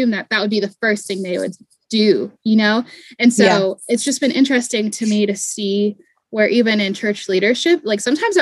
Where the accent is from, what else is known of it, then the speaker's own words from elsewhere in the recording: East Coast, United States; now in Southern US; I was raised on the East Coast too.